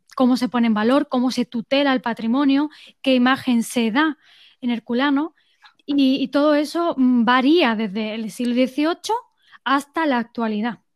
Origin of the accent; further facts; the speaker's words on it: Estepona, Andalusia, Spain; also born or lived in England; volví a mi pueblo, a Estepona